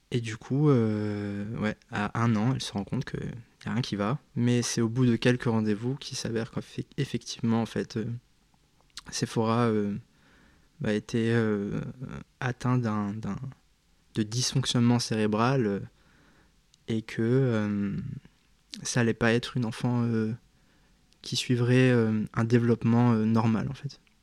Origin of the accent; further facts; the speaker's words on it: Cap-d'Ail, Provence-Alpes-Côte d'Azur, France; moved away as an adult; J'ai vécu pendant 18 ans euh, à Cap d'Aille. Donc ça parlera à très peu de gens, mais euh, c'est une commune euh, qui se situe dans le sud de la France